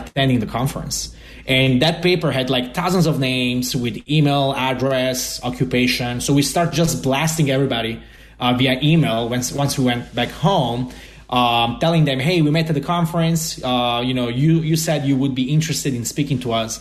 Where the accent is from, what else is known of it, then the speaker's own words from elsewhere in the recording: Italy; moved away as an adult; now in United States; I grew up in Italy with my co-founder Augusto